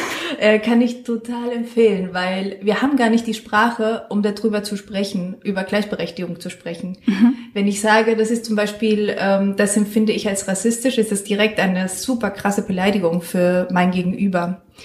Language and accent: German; San Miguel de Allende, Guanajuato, Mexico; now in Mainz, Germany; Ich komme aus San Miguel de Allende das ist eine Stadt in Mexiko